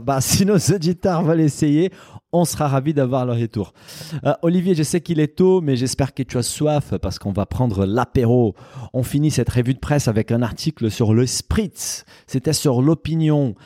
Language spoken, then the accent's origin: French; Brazil; moved away; mon pays d'origine